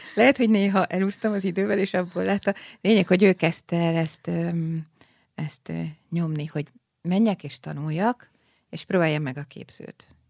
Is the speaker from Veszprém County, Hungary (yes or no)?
no; Budapest, Hungary; also born or lived in Szeged; Az Alsóhegy utcai uh-huh. Budai Baptista gyülekezetben ott nőttem fel